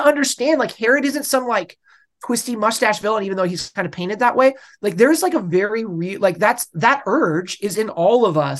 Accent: West Coast, United States; and I'm from the West. I grew up in the West Coast.

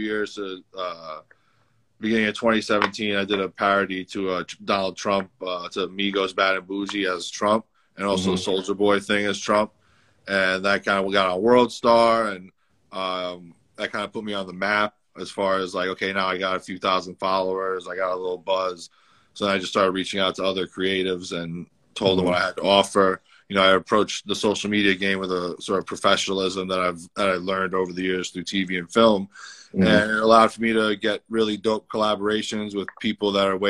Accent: New York City, New York, United States; I'm from the Bronx. You know, I grew up in New York City

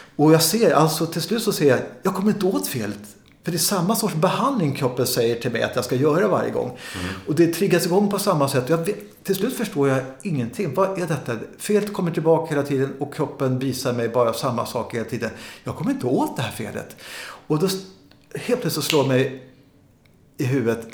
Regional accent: Sweden; jag som är svensk och vit människa

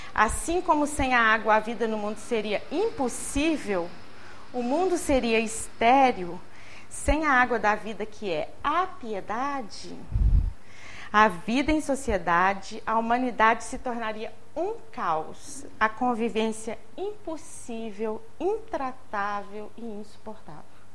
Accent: Barbacena, Minas Gerais, Brazil; now in Juiz de Fora, Brazil; Minha mãe veio trabalhar em Juiz de Fora, a gente é de Barbacena

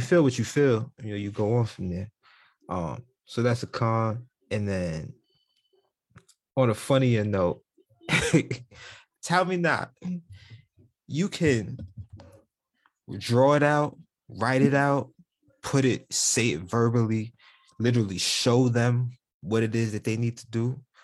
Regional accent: New York City, New York, United States; moved away; growing up in New York City

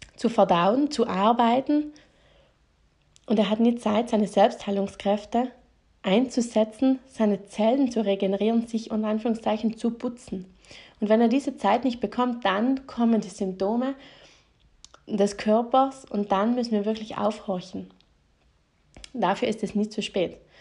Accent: South Tyrol, Trentino-Alto Adige, Italy; bei uns in Südtirol

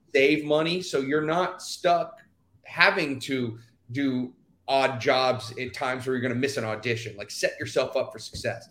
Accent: Houston, Texas, United States; moved away as an adult; I'm originally from Houston, Texas, and uh, I grew up there 18 years

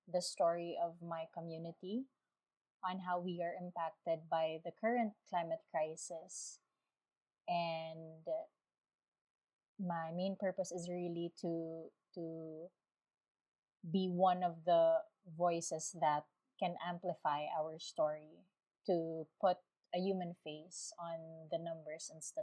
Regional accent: Tacloban, Eastern Visayas, Philippines; I'm from Tacloban City, Philippines.

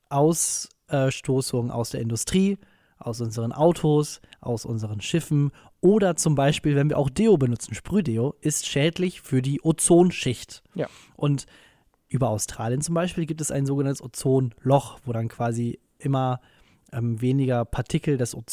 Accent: Münster, North Rhine-Westphalia, Germany; in Münster, in meiner Heimatstadt.

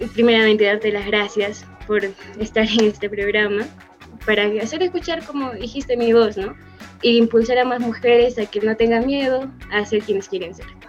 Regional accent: Arequipa, Peru; tengo 23 años, soy de Arequipa.

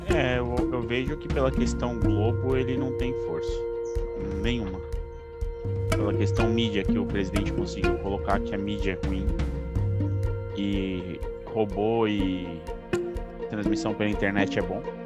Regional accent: São Paulo, Brazil; paulista, atualmente morando no interior de São Paulo, mas prestes a voltar para capital

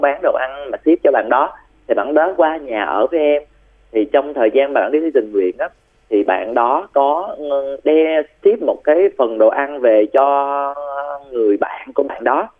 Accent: Bac Lieu, Vietnam; quê em là ở bạc liêu

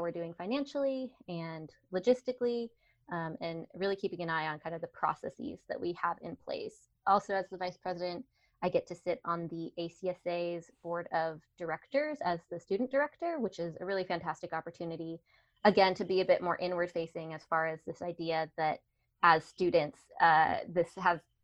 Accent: Colorado, United States; also born or lived in Washington State; I'm a Coloradan through and through. I've lived all over Colorado

